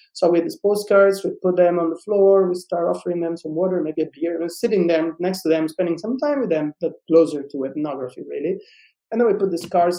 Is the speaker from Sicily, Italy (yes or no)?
yes; Sicily, Italy; I'm from Sicily